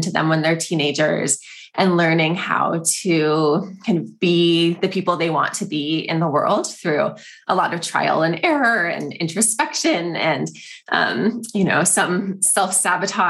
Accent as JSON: {"language": "English", "area": "East Bay, San Francisco Bay Area", "region": "California", "country": "United States", "tie": "born or raised there", "lives_now": "San Francisco, United States", "said": "I have always lived in the Bay Area. So I grew up on the east side"}